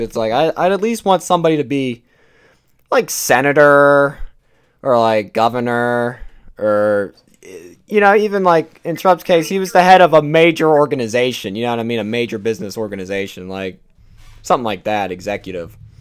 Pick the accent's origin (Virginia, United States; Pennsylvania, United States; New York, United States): Pennsylvania, United States; my home state of Pennsylvania